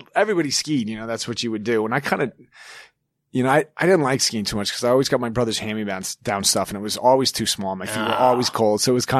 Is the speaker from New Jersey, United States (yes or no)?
no; Evergreen, Colorado, United States; I grew up in Evergreen.